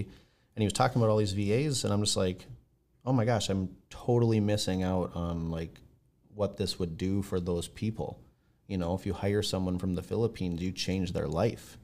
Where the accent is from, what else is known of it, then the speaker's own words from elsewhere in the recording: Blaine, United States; we're from Blaine